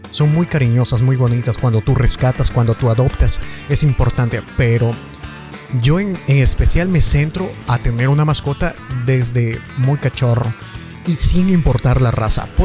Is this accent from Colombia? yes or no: no; Ecuador; Soy de Ecuador y me alegra mucho hacer esto